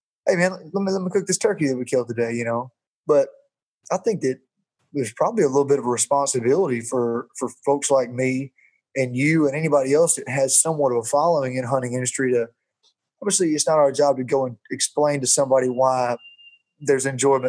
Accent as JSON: {"language": "English", "town": "Jacksonville", "region": "Alabama", "country": "United States", "tie": "born or raised there", "said": "I played football at Jacksonville State University, which is in my hometown"}